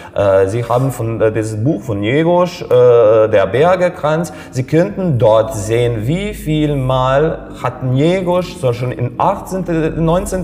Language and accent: German; Serbia; German is a second language; moved away; Ich war damals äh, im Gymnasium noch ein Schüler. Äh, ja, ich war äh, zur Zeit in Serbien, ich war zu Hause